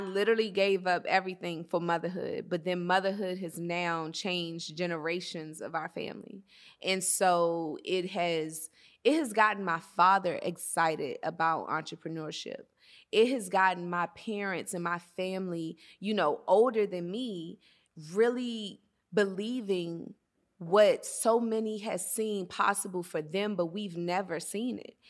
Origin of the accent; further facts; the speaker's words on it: Atlanta, Georgia, United States; moved away as an adult; also born or lived in Washington, D.C. / Maryland; Washington, D C, the Maryland area, that's my home because that's where I was birthed, and, you know, it's in the D N A and who I am. but I grew up in Atlanta